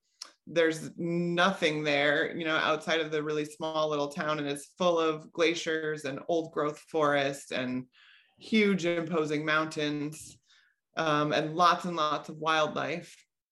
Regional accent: Milton, Wisconsin, United States; moved away as an adult; also born or lived in Madison, Wisconsin / Southeast Alaska; now in Hawaii, United States; I grew up in Milton. That wasn't my original plan. I went to high school in Milton. I went to college at Madison and then originally moved out to Hawaii. And that's still what I consider home

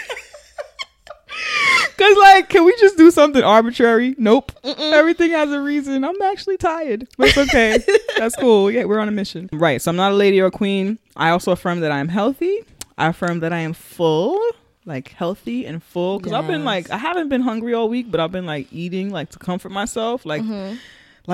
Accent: New York City, New York, United States; from the Bronx

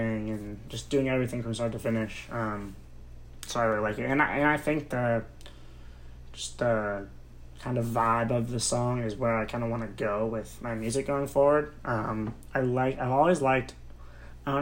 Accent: Newton, Massachusetts, United States; moved away as an adult; now in Los Angeles, United States; I grew up in Newton.

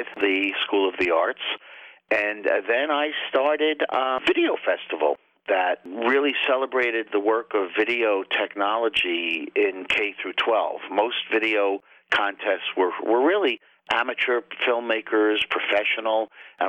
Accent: Long Island, New York, United States; now in Binghamton, United States; I'm originally from Long Island, downstate New York, and I came up to the Binghamton area in the mid-80s

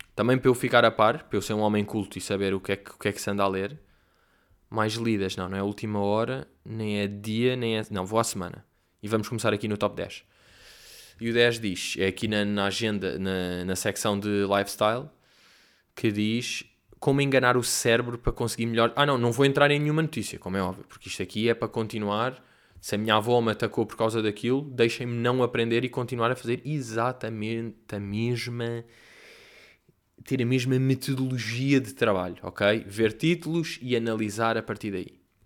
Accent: Portugal; eu sou português

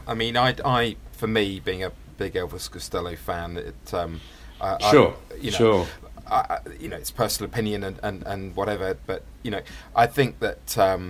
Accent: Fleet, South East England, United Kingdom; I grew up in Fleet in Hampshire, and which was, you know, kind of 300 miles, I suppose, from the nearest pit.

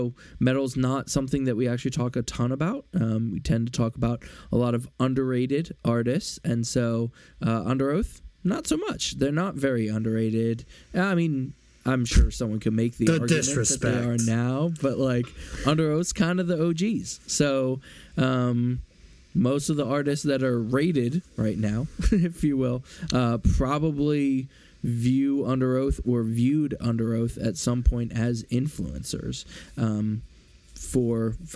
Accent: Philadelphia, Pennsylvania, United States; I'm from Philly

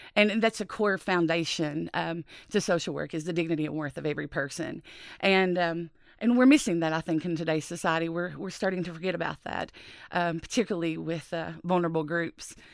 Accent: Appalachia, United States; growing up in Appalachia

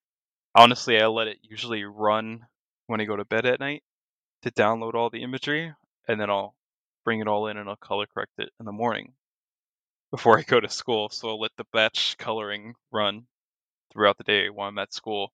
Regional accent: Florida, United States; my home state of Florida

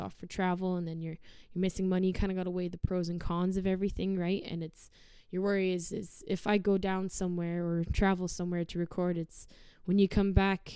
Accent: Sherwood Park, Alberta, Canada; also born or lived in Somerset, England; So Sherwood Park's kind of my little nest

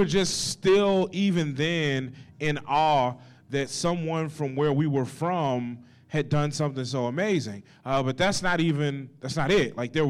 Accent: Bernice, Louisiana, United States; moved away as an adult; now in Des Moines, United States; I'm a comedian here in Des Moines. I live in Des Moines. I've lived here for about 7 years, and I'm originally from Bernice, Louisiana.

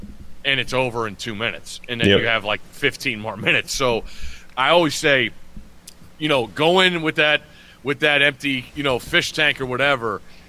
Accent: Connecticut, United States; I grew up in Connecticut, one of the smallest states there is.

